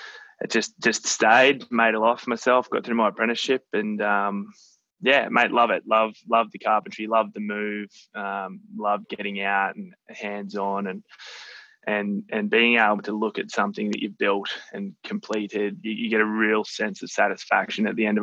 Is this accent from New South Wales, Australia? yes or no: yes; Sydney, New South Wales, Australia; moved away as an adult; now in Brisbane, Australia; coming to you from beautiful Brisbane in Australia at the moment, but I'm not actually originally from here. I'm Sydney born and bred.